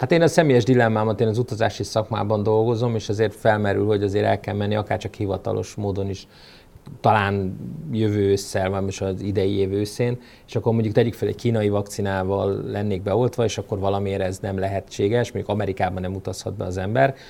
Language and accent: Hungarian; Hungary; mi magyarok, akik még a szocializmusba, um, um, cseperedtünk föl